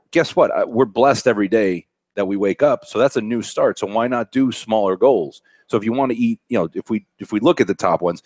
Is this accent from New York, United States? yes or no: yes; New York City, New York, United States; accent: Brooklyn; my Brooklyn accent